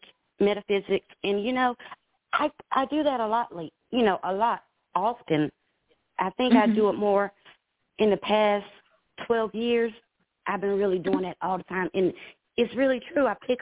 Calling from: South Carolina, United States; South Carolina.

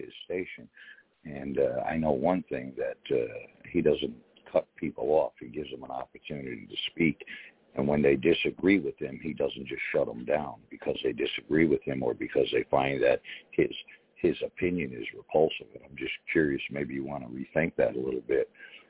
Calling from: Connecticut, United States; Hey, I'm up here in Connecticut.

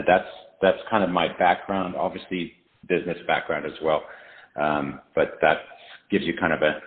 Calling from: Knoxville, Tennessee, United States; I'm calling from Knoxville, Tennessee

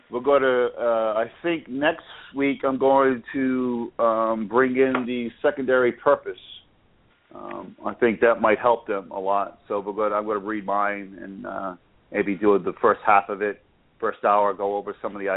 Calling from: Boca Raton, Florida, United States; I am calling from Boca Raton, Florida.

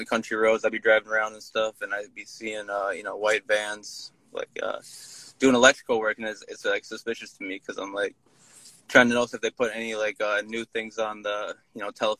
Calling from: Minnesota, United States; Minnesota right now. Just got some groceries from the co-op.

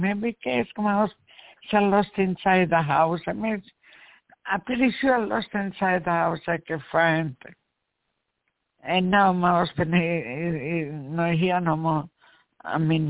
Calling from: New York, United States; Yeah, calling from New York.

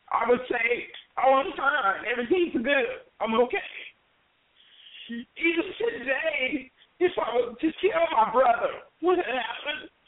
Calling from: Las Vegas, Nevada, United States; I'm calling from Las Vegas, Nevada

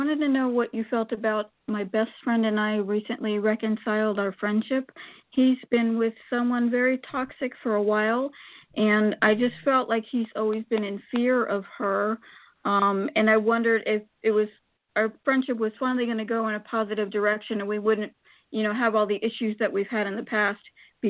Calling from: Florida, United States; from Florida.

